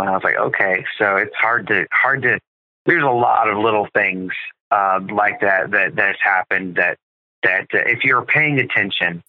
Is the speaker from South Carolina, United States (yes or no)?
yes; South Carolina, United States; also born or lived in Louisiana / Andorra; I was born in Louisiana. And uh, when I was eight years old, my dad and my family, uh, we moved to South Carolina to start a church